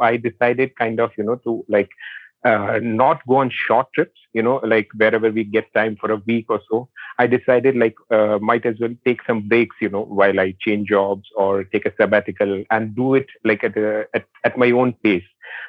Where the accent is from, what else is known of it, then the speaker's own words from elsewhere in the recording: South India, India; also born or lived in Rajasthan / Mumbai; now in Coimbatore, India; I'm in Coimbatore at the moment. So I've been in the south. I was born in South India. So I've been here for like last 3-4 years. But I have been in Rajasthan. I have been in Mumbai for quite a bit.